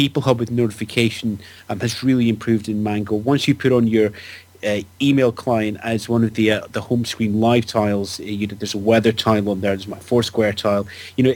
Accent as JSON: {"language": "English", "country": "United Kingdom", "said": "I'm British"}